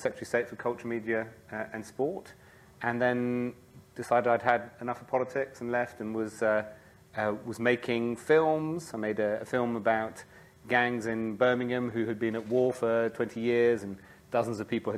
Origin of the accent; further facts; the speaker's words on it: France; So I grew up in France, I suppose is a good place to start. And one of the things about being an expat in France is you really looked to home.